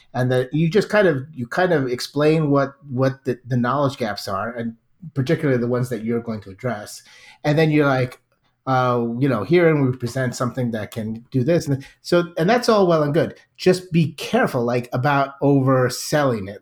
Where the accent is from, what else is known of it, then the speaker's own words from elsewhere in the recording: United States; I'm American